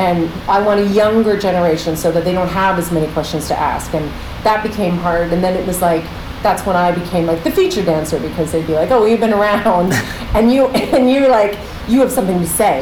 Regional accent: Pickering, Ontario, Canada; now in New York, United States; I grew up in Toronto, Canada, just outside of Toronto, in this little town called Pickering

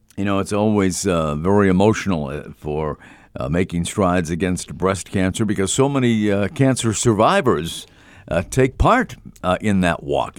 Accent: Boston, Massachusetts, United States; growing up in the Boston area

